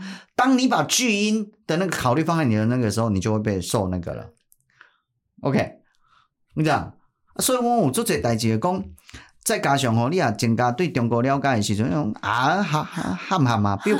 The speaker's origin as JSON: {"language": "Chinese", "country": "Taiwan", "said": "啊，很可惜，我们台湾人好像也都没有思辨或怎么样"}